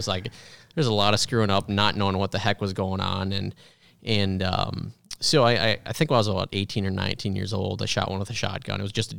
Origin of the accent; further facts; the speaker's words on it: Minnesota, United States; Yeah, well, yeah, thanks. I grew up in Minnesota.